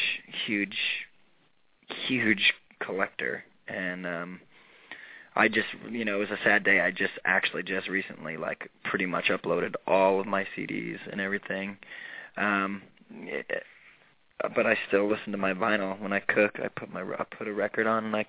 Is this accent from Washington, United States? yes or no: yes; the Northwest, Washington, United States; moved away as an adult; now in Los Angeles, United States; growing up in the Northwest, like Silver Platters and Platinum